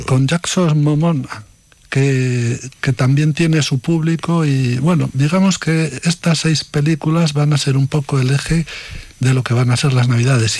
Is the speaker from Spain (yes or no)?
yes; Medina de Rioseco, Castile and León, Spain; de Medina de Río Seco, mi pueblo